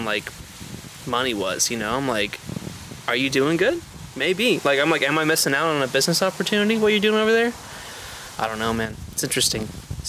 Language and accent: English; Orange County, California, United States; Good old Orange County Northern. Yeah. That's where I'm from.